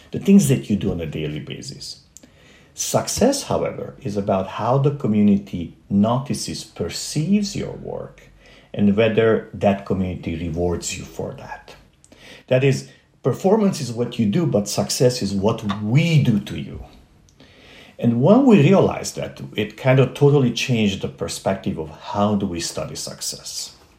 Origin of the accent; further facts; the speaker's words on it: Transylvania, Romania; moved away; growing up in Transylvania, which does exist, uh-huh. and it's not Pennsylvania, uh, uh, this is actually part of Romania